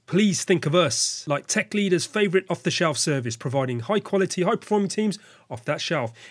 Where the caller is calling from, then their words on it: London, United Kingdom; I'm speaking from London, UK.